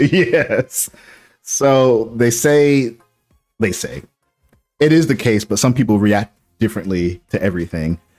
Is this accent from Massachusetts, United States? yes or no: yes; Boston, Massachusetts, United States; moved away; I grew up in Boston